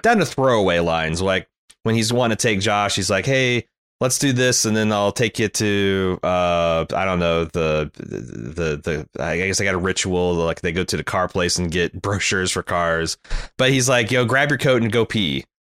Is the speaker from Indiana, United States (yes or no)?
yes; Indiana, United States; I grew up in Indiana